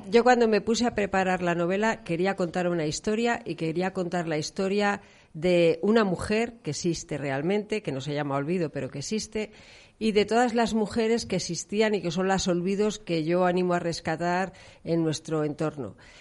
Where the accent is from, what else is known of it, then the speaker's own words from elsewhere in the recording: León, Castile and León, Spain; now in Valladolid, Spain; yo soy de León, aunque llevo aquí muchos años